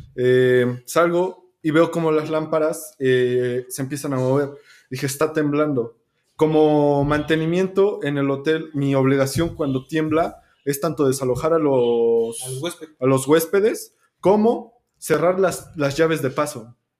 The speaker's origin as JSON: {"language": "Spanish", "country": "Mexico", "said": "como mexicanos"}